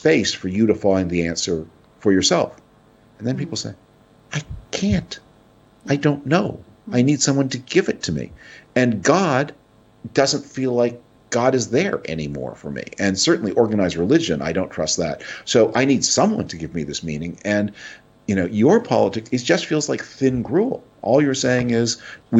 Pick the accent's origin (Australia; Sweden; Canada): Canada; now in United States; I was born a Canadian citizen. I still spend a lot of time in Canada.